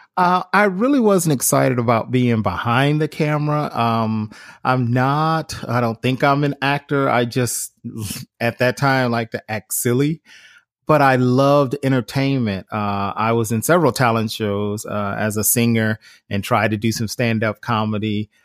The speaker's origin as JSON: {"language": "English", "town": "Cleveland", "region": "Ohio", "country": "United States", "tie": "born or raised there", "said": "growing up in Cleveland, Ohio"}